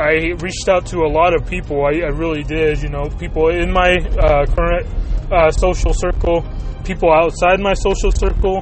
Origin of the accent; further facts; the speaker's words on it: Chihuahua, Mexico; now in United States; my home state of Chihuahua